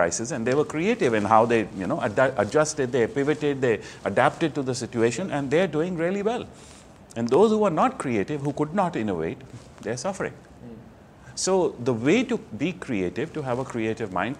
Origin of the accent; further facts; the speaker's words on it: New Delhi, Delhi, India; moved away; I'm from India originally, mm-hmm. New Delhi. I was born into a business family